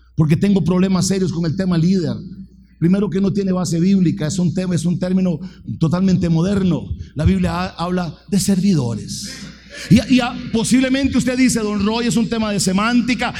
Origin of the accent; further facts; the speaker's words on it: Fraijanes, Alajuela, Costa Rica; yo soy de Fraijanes, soy piso de tierra